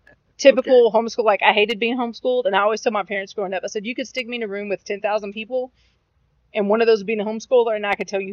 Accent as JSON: {"language": "English", "town": "Odessa", "region": "Texas", "country": "United States", "tie": "born or raised there", "said": "I was born and raised in Odessa my whole life."}